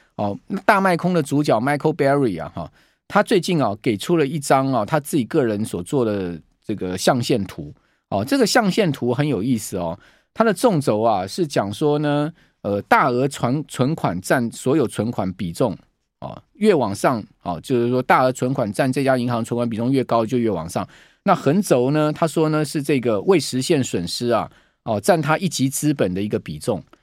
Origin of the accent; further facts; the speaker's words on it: Taiwan; 我们台湾人